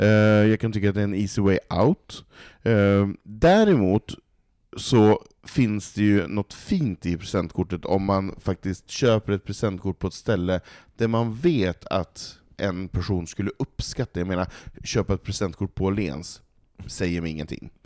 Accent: Norrland, Sweden; now in Stockholm, Sweden; jag som norrlänning som har valt att bo i en storstad, som vill bo i storstad i betong

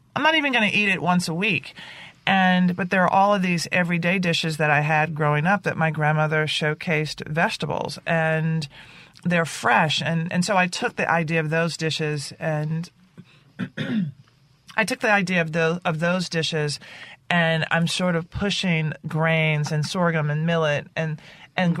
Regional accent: Nashville, Tennessee, United States; growing up in Nashville

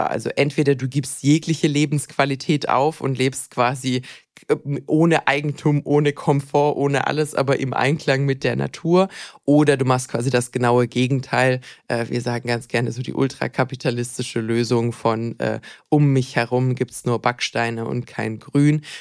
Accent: Swabia, Germany; Ich bin, ich bin Schwabe

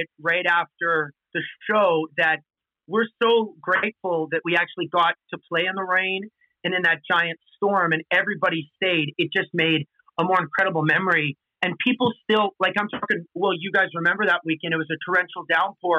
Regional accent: Canada; moved away as an adult; now in Nashville, United States; I'm from Canada

